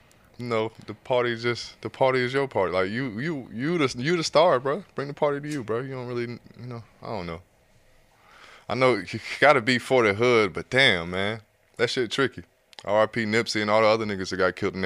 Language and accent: English; Atlanta, Georgia, United States; I'm from Atlanta